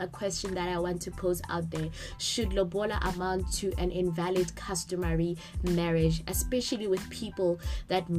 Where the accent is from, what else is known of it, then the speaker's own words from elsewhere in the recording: Lesotho; now in South Africa; As a Mosotho girl, born and bred in Lesotho, residing in South Africa